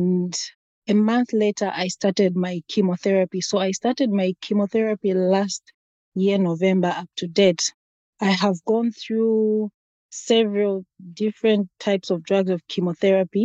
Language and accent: English; Zambia; moved away as an adult; now in Pennsylvania, United States; I'm from a country called Zambia, Africa